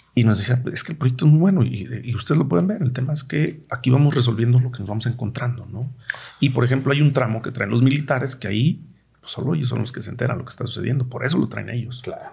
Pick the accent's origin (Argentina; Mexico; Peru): Mexico; Cerro del Cuatro, Jalisco; yo pues crecí en el Cerro del 4, 30 años vivía allá